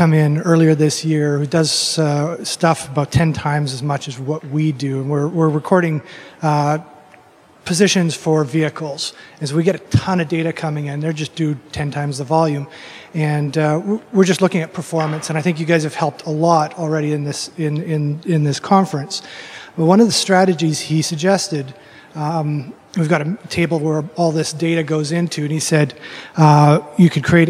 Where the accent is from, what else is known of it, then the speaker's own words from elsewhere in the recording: British Columbia, Canada; I'm from British Columbia.